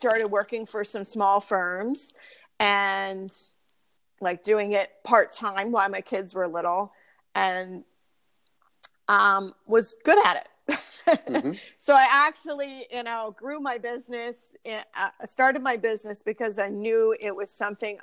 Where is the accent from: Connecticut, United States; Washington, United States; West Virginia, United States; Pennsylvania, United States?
Pennsylvania, United States; Pottstown; I currently live in Pottstown, and that is where I grew up. I didn't go very far.